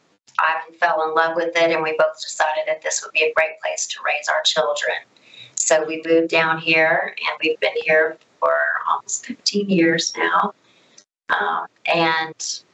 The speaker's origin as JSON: {"language": "English", "town": "Biloxi", "region": "Mississippi", "country": "United States", "tie": "born or raised there", "also_born_or_lived": "South Florida", "moved": "as an adult", "said": "I am from Biloxi, Mississippi. I was born and raised here. My mom has a huge Italian family. So, straight out of college, I went to South Florida, met Ivan, and we had all three of our children there."}